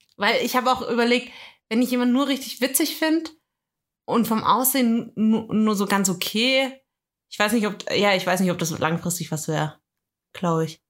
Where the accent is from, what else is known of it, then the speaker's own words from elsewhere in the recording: Swabia, Germany; Ich bin Schwabe.